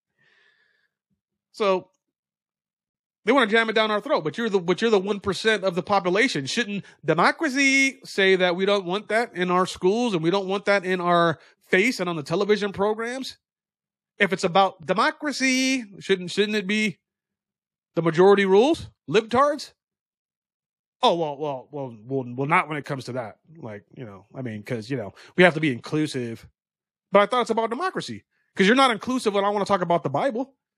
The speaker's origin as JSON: {"language": "English", "country": "United States", "said": "we are American citizens"}